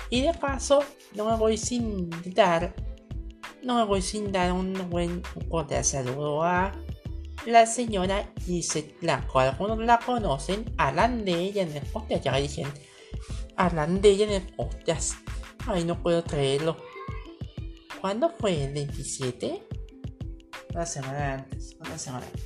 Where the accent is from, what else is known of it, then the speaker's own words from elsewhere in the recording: Colombia; Soy una drag queen colombiana. Bueno, una drag colombiana, mejor dicho, porque soy hombre, soy un colombiano, carcero. Un colombiano te acabo de salir de Closet hace tres años